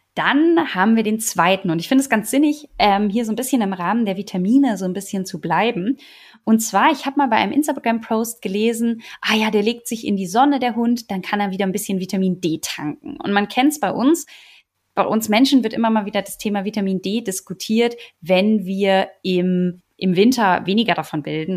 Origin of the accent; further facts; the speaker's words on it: Germany; bei uns in Deutschland